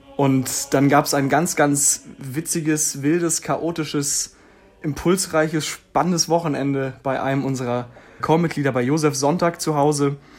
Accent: Schwerin, Mecklenburg-Vorpommern, Germany; moved away as an adult; nachdem wir alle Schwerin verlassen haben

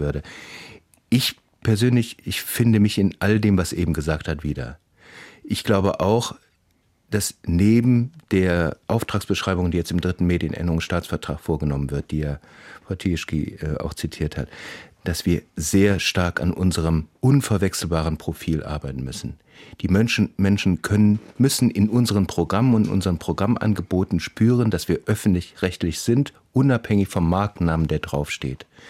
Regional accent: West Germany, Germany; Ich bin mit so einem regional gefärbten Ersten noch groß geworden in Westdeutschland

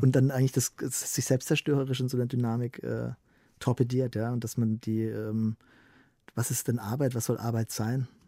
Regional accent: Southern Germany, Germany; in Süd Süddeutschland, wo ich herkomme

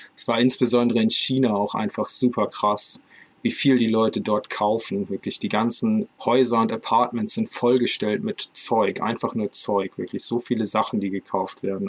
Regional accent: Northern Germany, Germany; aus Norddeutschland gekauft, aus meiner Heimatstadt

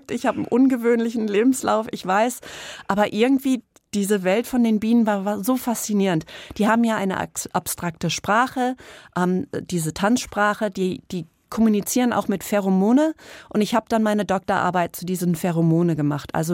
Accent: East Coast, United States; also auf der Ostküste in den USA aufgewachsen und wir sind dann öfters immer nach Rhode Island hochgefahren.

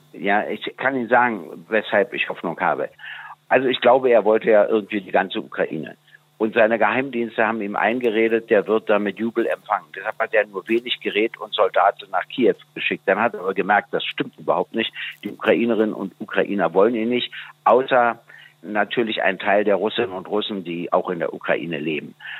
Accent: Germany; als Deutscher

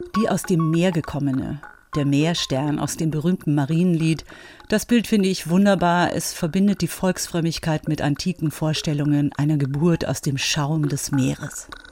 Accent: Bavaria, Germany; im katholischen Bayern, wo ich groß geworden bin

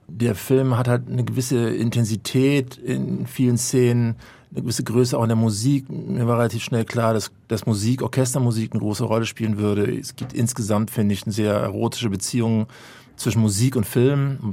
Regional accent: Hamburg, Germany; ich bin in Altona in Hamburg groß geworden

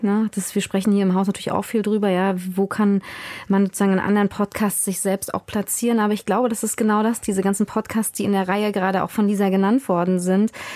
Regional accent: Mecklenburg-Vorpommern, Germany; ich bin 86 in Mecklenburg-Vorpommern geboren worden

